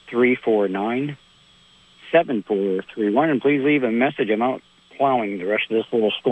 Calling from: Salisbury, Vermont, United States; over on Lake Dunmore in Salisbury, Vermont. How's it going, Wild Bill?

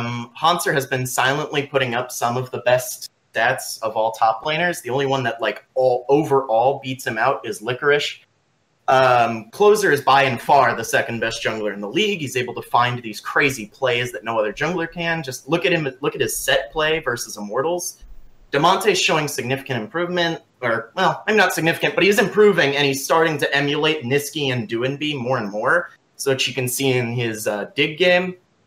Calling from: Friendswood, Texas, United States; I am calling from Friendswood, Texas, and before the guy in the comments section that got angry at me for saying that, I'm in Houston.

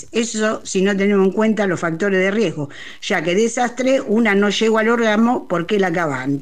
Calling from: Coghlan, Buenos Aires, Argentina; de Iturral de Coglan.

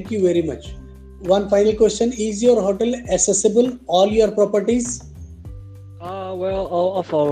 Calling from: Goa, India; I'm calling from Goa.

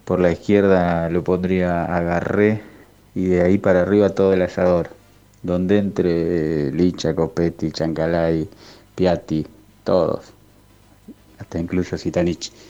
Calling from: Belgrano, Buenos Aires, Argentina; de Belgrano.

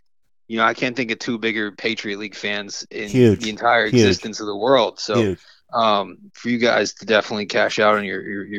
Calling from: right outside of Philly, Pennsylvania, United States; I'm actually calling from right outside of Philly.

